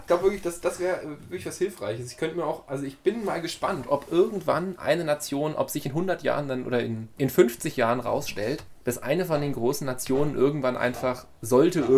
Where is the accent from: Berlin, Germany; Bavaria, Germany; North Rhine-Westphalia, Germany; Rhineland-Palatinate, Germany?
Bavaria, Germany; bei uns in Bayern